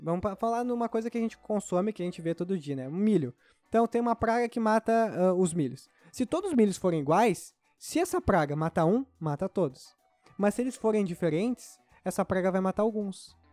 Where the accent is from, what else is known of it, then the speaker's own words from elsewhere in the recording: Rio Grande do Sul, Brazil; sou gaúcho